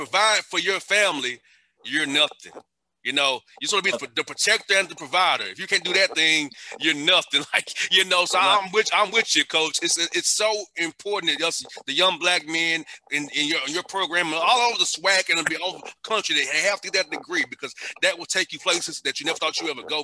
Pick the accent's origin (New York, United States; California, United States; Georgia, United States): Georgia, United States; Atlanta; I grew up in Atlanta and Vine City, you know, by the stadium